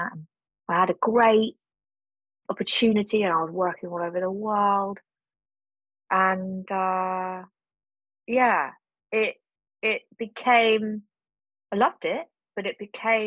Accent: Cornwall, South West England, United Kingdom; moved away as an adult; I was brought up in Cornwall

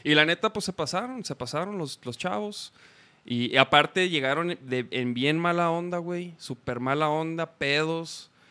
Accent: Chihuahua, Mexico; now in Guadalajara, Mexico; Yo soy de Chihuahua.

